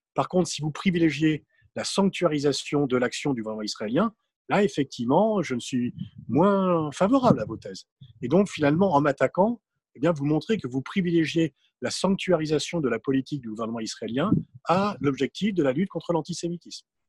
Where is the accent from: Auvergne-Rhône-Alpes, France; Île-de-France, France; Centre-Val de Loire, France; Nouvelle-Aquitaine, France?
Île-de-France, France; Mantes-la-Jolie; je viens de Mantes-la-Jolie, du val et le racisme était beaucoup plus prégnant.